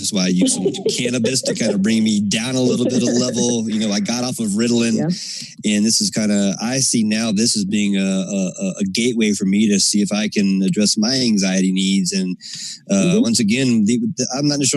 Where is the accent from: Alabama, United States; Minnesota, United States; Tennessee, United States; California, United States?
Alabama, United States; So I'm from the South as well. I grew up in Alabama.